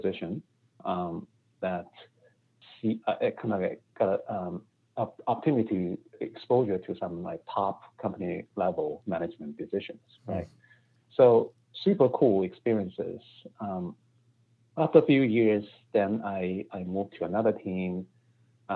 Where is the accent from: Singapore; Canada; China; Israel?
China; moved away as an adult; also born or lived in Beijing; now in United States; I grew up in China, and my undergrad is in Beijing, and I worked in Beijing for a few years. And then I came to the United States for my MBA education.